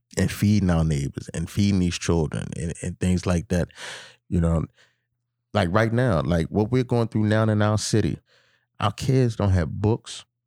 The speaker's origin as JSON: {"language": "English", "town": "Baltimore", "region": "Maryland", "country": "United States", "tie": "born or raised there", "said": "I'm from Baltimore"}